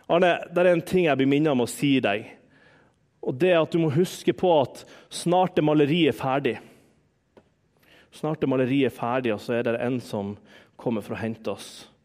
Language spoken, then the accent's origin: Norwegian; Harstad, Troms, Norway; Hjemme i Harstad så, Jeg har jo fortalt en del om bestemor. Bestemor var en sånn åndelig mor for meg.